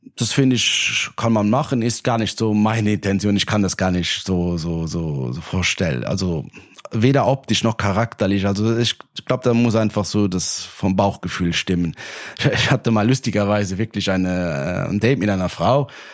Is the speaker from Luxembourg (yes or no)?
yes; Luxembourg; ich komme aus Luxemburg, also ein kleineres Land